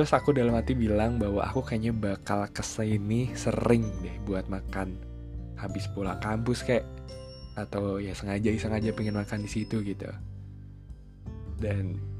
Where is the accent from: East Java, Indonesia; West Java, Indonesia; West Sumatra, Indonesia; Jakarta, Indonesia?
West Java, Indonesia; Cimahi; makan di Cimahi aja deh gitu di kotaku